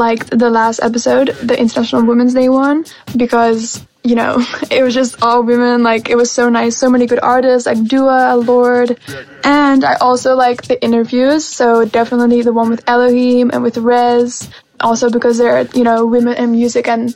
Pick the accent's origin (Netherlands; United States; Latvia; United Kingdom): Netherlands; I'm from the Netherlands